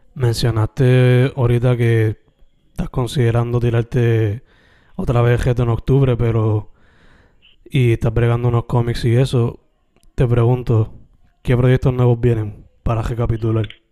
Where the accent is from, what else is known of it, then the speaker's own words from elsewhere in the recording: Sabana Grande, Puerto Rico; now in Carolina, Puerto Rico; Yo soy original de Sabana Grande